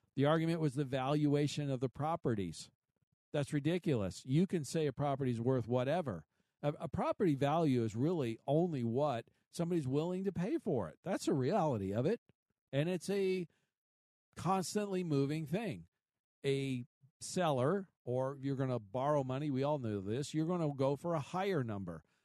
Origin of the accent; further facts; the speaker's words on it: Kansas City, Missouri, United States; my hometown is Kansas City